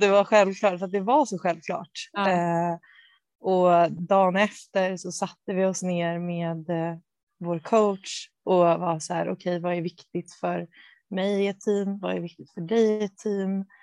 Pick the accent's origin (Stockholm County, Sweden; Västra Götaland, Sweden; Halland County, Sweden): Stockholm County, Sweden; Bo, outside Stockholm; also born or lived in Motala; jag är uppvuxen utanför Stockholm, eh, i Bo